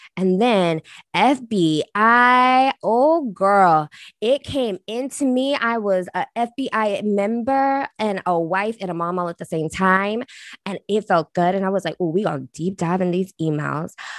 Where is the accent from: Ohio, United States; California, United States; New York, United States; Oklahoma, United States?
Oklahoma, United States; moved away; I'm from Oklahoma, which is like meth capital, right? Like, that's where I'm originally from